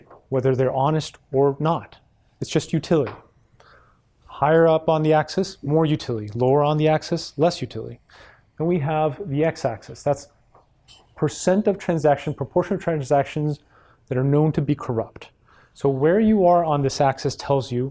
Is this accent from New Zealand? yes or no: no; Mexico; moved away